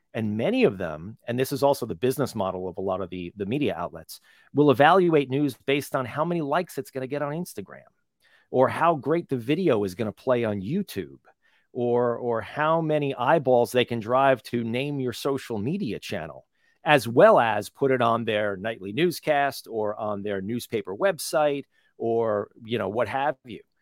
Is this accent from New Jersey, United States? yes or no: yes; New Jersey, United States; little tiny town growing up in New Jersey